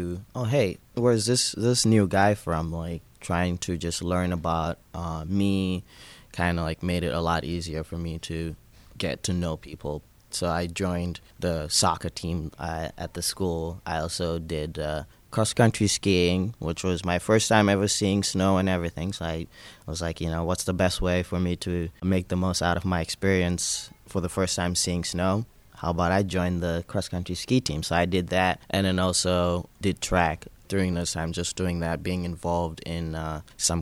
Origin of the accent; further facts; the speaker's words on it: Kaolack, Senegal; moved away as an adult; now in Pittsburgh, United States; I am originally from Senegal. I was born in Senegal in a small region called Kaolack. I was 19 years old when I came to the United States